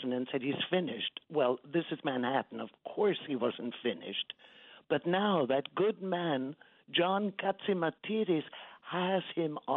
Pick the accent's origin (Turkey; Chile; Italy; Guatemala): Italy; now in United States; I'm a naturalized American. I was born in Italy.